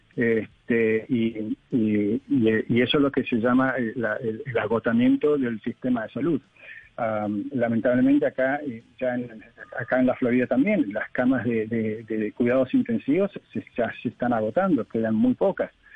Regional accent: Argentina; moved away; yo soy argentino

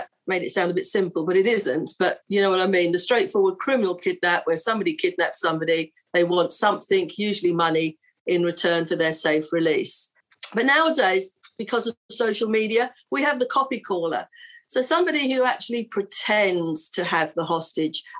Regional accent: London, United Kingdom; I'm from London and I'm a hostage negotiator.

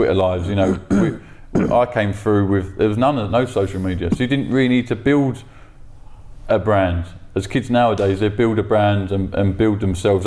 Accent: London, United Kingdom; I'm from South London. I've always been from South

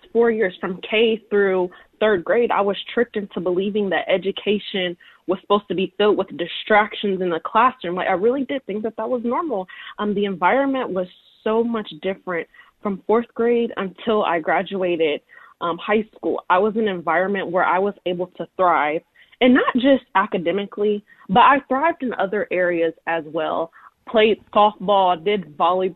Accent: Columbus, Ohio, United States; I grew up in Columbus, Ohio

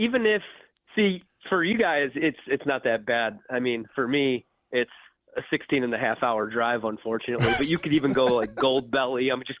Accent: Joliet, Illinois, United States; I'm from Joliet, Illinois, so it's like a 40-minute trip to Chicago

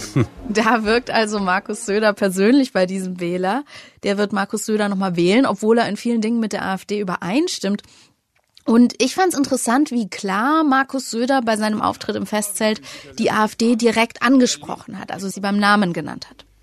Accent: Franconia, Bavaria, Germany; ich als Fränkin

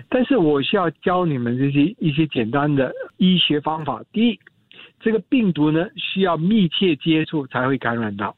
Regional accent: Singapore; 我们新加坡人

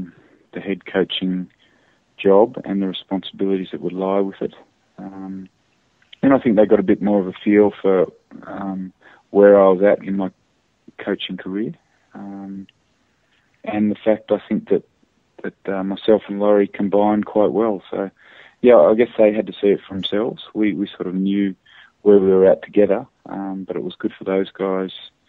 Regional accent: Australia; As an Australian

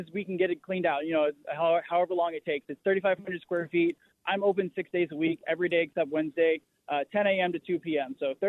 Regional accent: Iowa, United States; now in Tempe, United States; I'm originally from Iowa, so I'm still learning my cross streets here

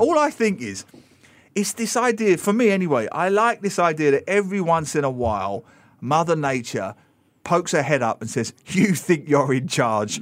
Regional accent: London, United Kingdom; now in Singapore; I grew up in London.

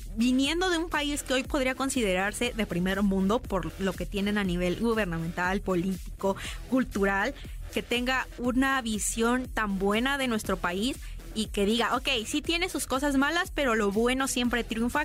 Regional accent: Mexico; nosotros como mexicanos

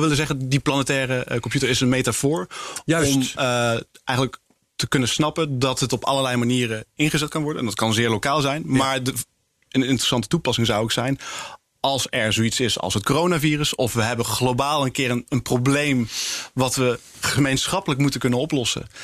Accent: Netherlands; als Nederlanders en als Europeanen

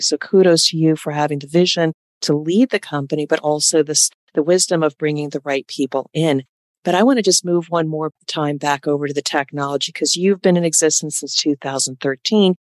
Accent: United States; also born or lived in New York; I'm from Jersey and New York

